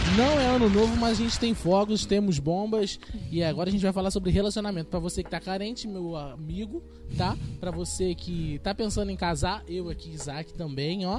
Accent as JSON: {"language": "Portuguese", "region": "Rio de Janeiro", "country": "Brazil", "said": "a gente é carioca"}